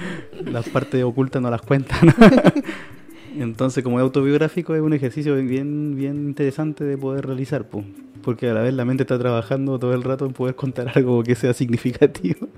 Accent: Santiago, Santiago Metropolitan Region, Chile; also born or lived in Valparaíso Region; Nací en 1983 en un barrio marginal

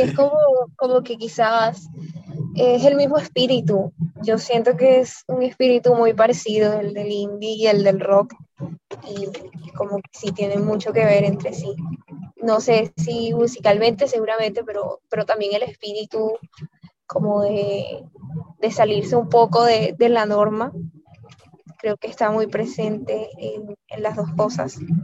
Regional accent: Colombia; also born or lived in Barranquilla; Sí, de Colombia. Estamos aquí en Barranquilla

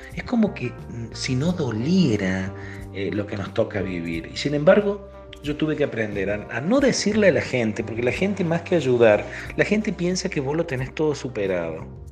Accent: Argentina; Yo soy de Argentina

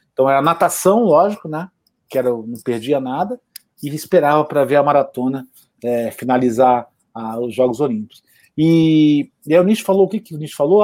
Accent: São Paulo, Brazil; also born or lived in Rio de Janeiro, Brazil; eu sou carioca de nascimento, vim para cá com 10 anos.

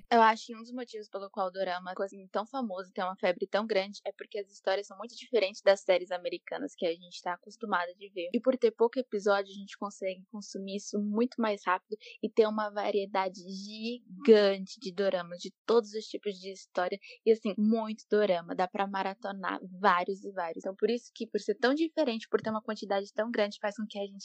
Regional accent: Macaé, Rio de Janeiro, Brazil; tenho 23 anos, sou da Igreja Assembleia de Deus, Ministério Madureira. Sou de Macaé, Rio de Janeiro

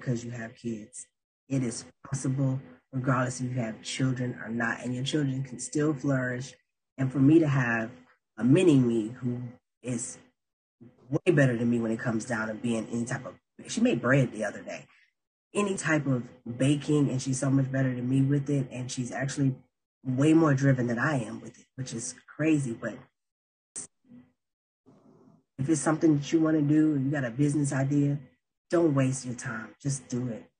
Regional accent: Mississippi, United States; now in Pittsburgh, United States; I'm from Mississippi

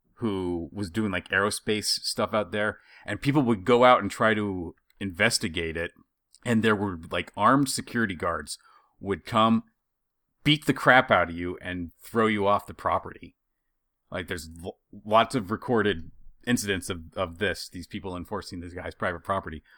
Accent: Idaho, United States; Growing up in Idaho

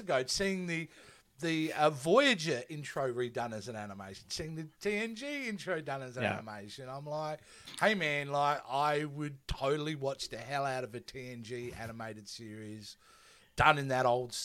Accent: Australia; I'm Australian

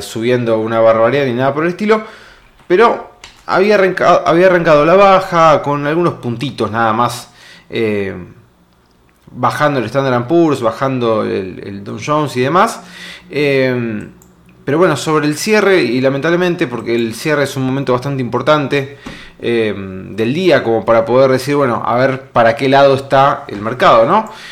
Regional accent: Argentina; nosotros los argentinos

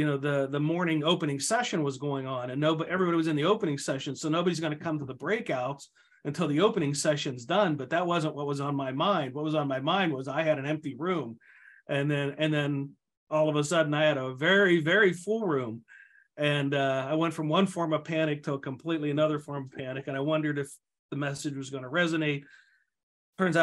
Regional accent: outside of Pittsburgh, Pennsylvania, United States; moved away as an adult; also born or lived in Ohio; now in Minnesota, United States; my hometown outside of Pittsburgh

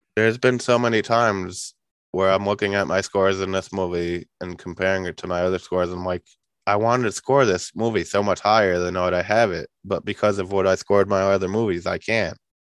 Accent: New York, United States; I'm from New York

